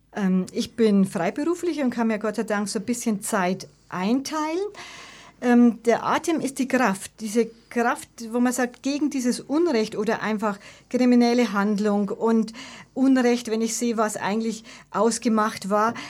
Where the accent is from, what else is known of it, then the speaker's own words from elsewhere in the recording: Munich, Bavaria, Germany; Giesing ist ja wirklich meine Heimat und die Heimat meiner Vorfahren, wie ich schon gesagt habe, seit Generationen.